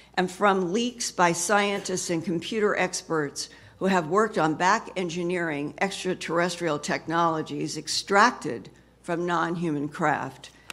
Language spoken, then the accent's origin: English; Boise, Idaho, United States; moved away; I grew up in Boise, Idaho